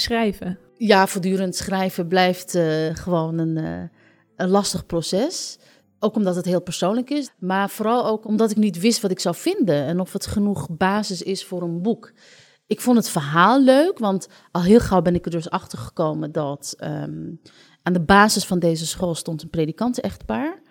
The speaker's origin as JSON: {"language": "Dutch", "country": "Netherlands", "tie": "born or raised there", "said": "als je als Marokkaan opgroeit in Nederland"}